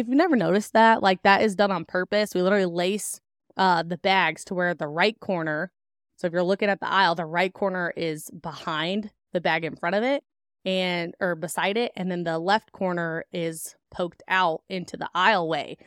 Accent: Indiana, United States; also born or lived in Kentucky; I was born in Kentucky and then raised on a farm in Indiana

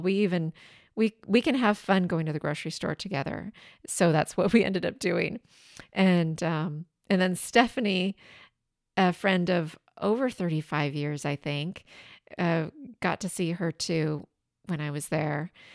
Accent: southeastern Washington, United States; moved away; my hometown is in southeastern Washington.

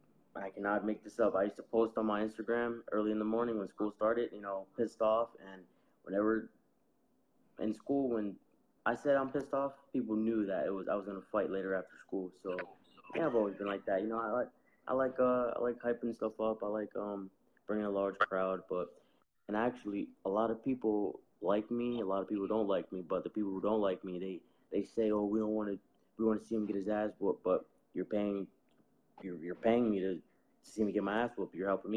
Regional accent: Camden, New Jersey, United States; Camden, yeah.

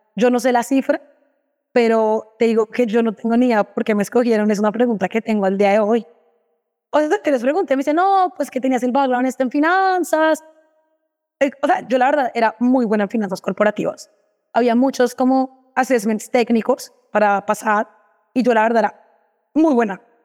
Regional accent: Bogotá, Colombia; moved away as an adult; also born or lived in Dubai; now in Brazil; soy colombiana, vivo acá en Brasil, bien bogotana

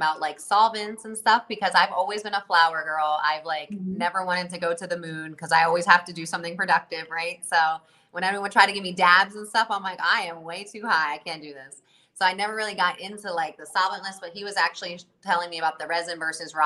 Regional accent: New Jersey, United States; I'm from Jersey

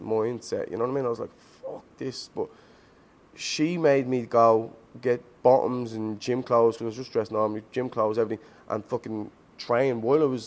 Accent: Dublin, Leinster, Ireland; also born or lived in Dunshaughlin, Ireland; I moved school from Finglas to Dunshaughlin.

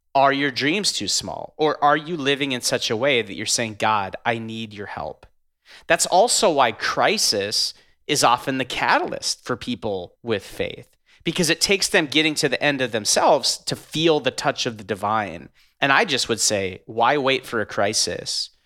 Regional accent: North Dakota, United States; now in Minneapolis, United States; I'm from North Dakota, live in Minneapolis now

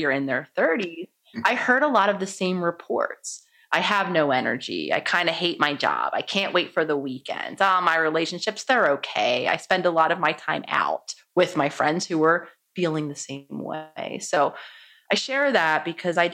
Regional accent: Philadelphia, Pennsylvania, United States; I was born in Philadelphia, so very much a city girl at heart. I was living in Philadelphia in my home city

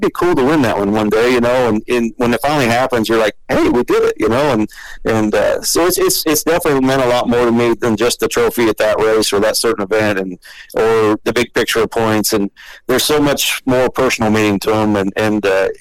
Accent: Iowa, United States; I grew up in Iowa, just about 4 hours north of there

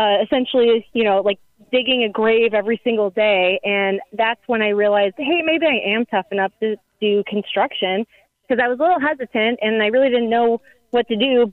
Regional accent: Joliet, Illinois, United States; moved away as an adult; now in St. Louis, United States; I'm originally from Joliet, Illinois, which is south suburbs of Chicago

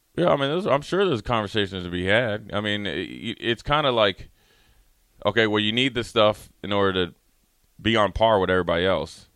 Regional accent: Minnesota, United States; I'm from Minnesota

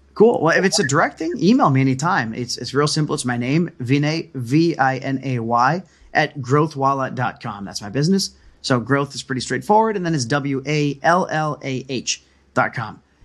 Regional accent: United States; moved away; also born or lived in Connecticut / Cusco, Peru; I'm Indian, 'cause again, I, I grew up in New York and Connecticut

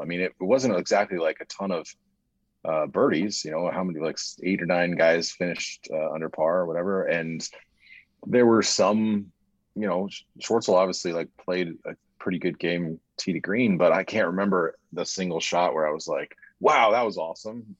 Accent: United States; I, as an American citizen

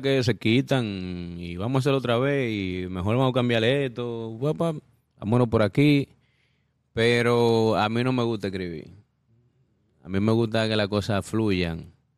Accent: Dominican Republic; también vengo de República Dominicana

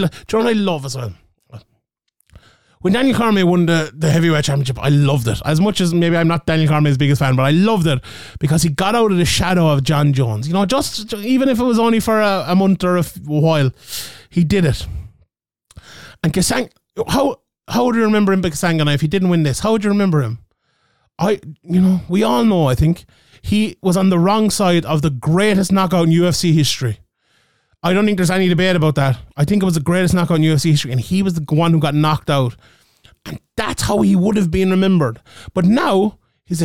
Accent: Ireland; as an Irish man

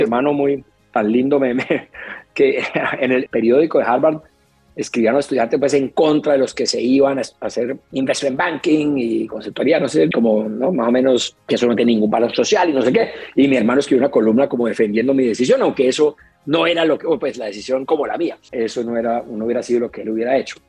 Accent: Cali, Valle del Cauca, Colombia; Crecí en Pance en el sur de Cali.

